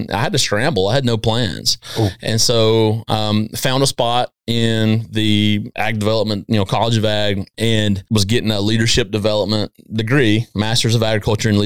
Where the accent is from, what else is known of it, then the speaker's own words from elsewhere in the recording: East Texas, United States; I'm from East Texas